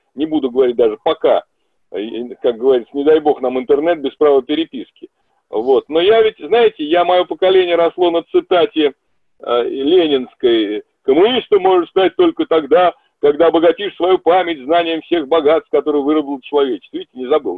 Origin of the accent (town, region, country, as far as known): Russia